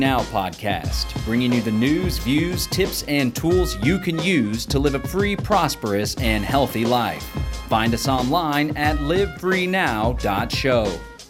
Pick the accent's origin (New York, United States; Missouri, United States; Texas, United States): Texas, United States; Central